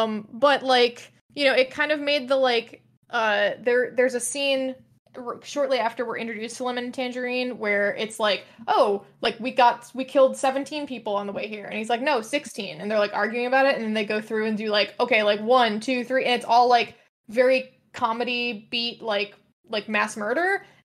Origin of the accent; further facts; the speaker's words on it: United States; as an American person